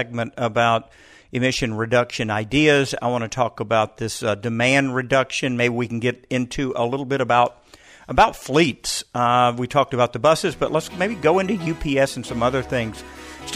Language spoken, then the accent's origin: English; Atlanta, Georgia, United States; I'm an Atlanta native. I grew up in Clayton County